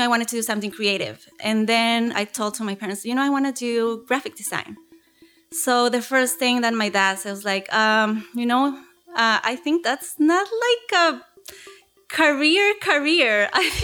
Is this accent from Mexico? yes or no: yes; Tijuana, Baja California, Mexico; I grew up in Tijuana, Mexico